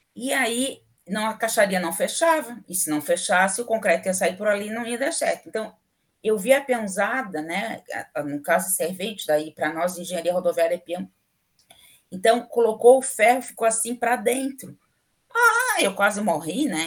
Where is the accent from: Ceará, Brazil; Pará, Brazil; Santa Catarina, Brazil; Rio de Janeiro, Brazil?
Santa Catarina, Brazil; Florianópolis; also born or lived in Rio Grande do Sul; eu não nasci aqui, em Florianópolis. Eu sempre morei aqui, mas eu não nasci aqui. Eu nasci no Rio Grande do Sul